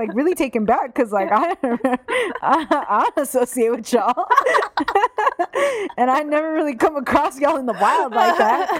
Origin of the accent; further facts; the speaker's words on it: Southern California, United States; I grew up in Southern California and it was really diverse. And you know, most people are pretty liberal where we're from.